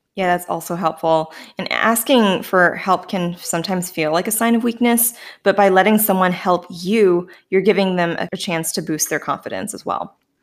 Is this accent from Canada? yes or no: yes; Canada; accent: Canadian; the residual Canadianness in me that sometimes bursts free